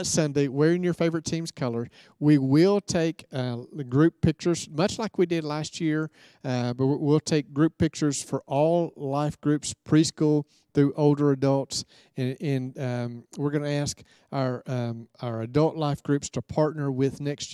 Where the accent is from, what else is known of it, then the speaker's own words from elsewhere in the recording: Prattville, Alabama, United States; as a kid, I grew up in Prattville